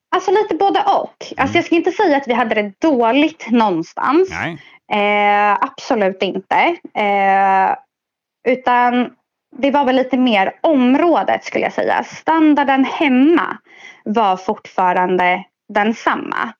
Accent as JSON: {"language": "Swedish", "town": "Stockholm", "region": "Stockholm County", "country": "Sweden", "tie": "born or raised there", "said": "jag är 27 och är född i Stockholm."}